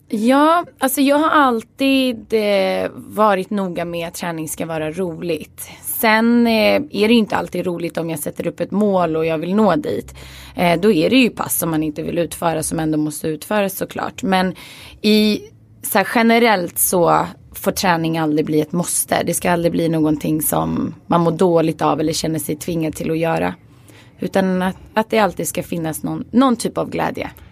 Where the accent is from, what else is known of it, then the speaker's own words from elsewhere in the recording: Stockholm, Stockholm County, Sweden; Jag är uppvuxen i Skarpnäck och det är en förort i Stockholm